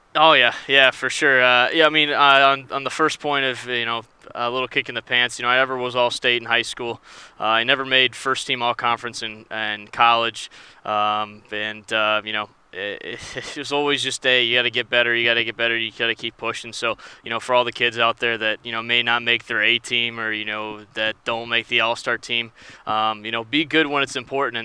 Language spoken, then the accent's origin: English; Springfield, Ohio, United States; I grew up in Springfield, Ohio